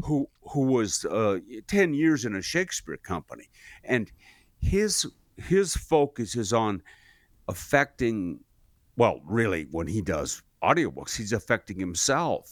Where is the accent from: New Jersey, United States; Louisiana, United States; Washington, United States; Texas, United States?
Washington, United States; Seattle; moved away; I grew up in Seattle